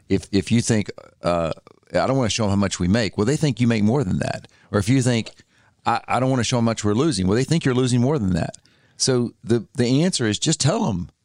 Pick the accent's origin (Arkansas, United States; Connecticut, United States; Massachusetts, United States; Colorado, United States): Arkansas, United States; moved away as an adult; also born or lived in Tennessee / Mississippi; I grew up in Arkansas